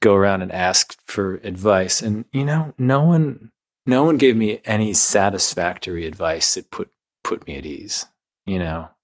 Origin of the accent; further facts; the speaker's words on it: Midwest, United States; moved away; also born or lived in New York; growing up in the Midwest